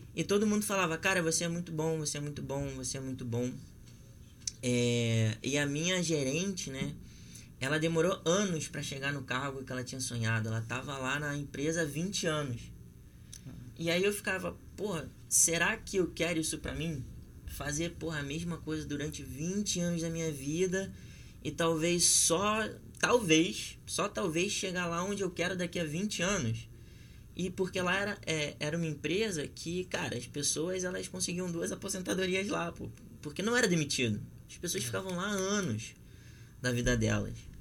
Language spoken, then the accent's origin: Portuguese; Rio de Janeiro, Brazil; eu também sou nascido e criado na Zona Oeste